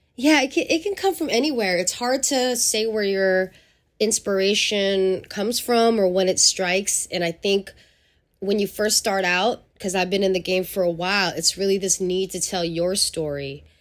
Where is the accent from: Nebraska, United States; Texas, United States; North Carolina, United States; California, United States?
California, United States; San Francisco; also born or lived in Angeles City, Philippines; growing up in San Francisco, to me, in the early eighties, um, and nineties was a blessing as a young person of color